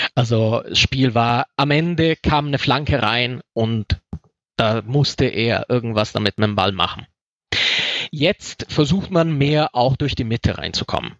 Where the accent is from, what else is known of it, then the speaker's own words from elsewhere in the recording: Rome, Lazio, Italy; now in Germany; ich komme aus Rom